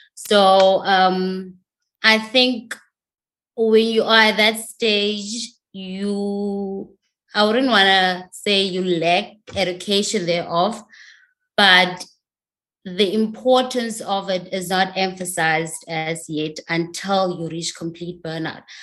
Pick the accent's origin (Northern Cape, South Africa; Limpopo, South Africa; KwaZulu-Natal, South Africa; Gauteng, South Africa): Northern Cape, South Africa; moved away as an adult; also born or lived in Free State; now in Cape Town, South Africa; I am originally from the Northern Cape. I moved um, to the Free State to start my tertiary education